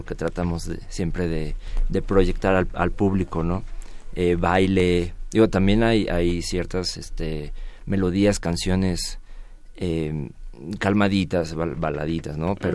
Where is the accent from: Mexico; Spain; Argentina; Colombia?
Mexico; como músicos y como mexicanos